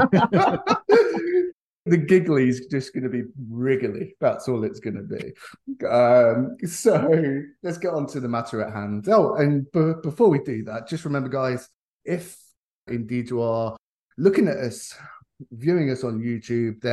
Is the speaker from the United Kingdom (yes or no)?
yes; England, United Kingdom; as an Englishman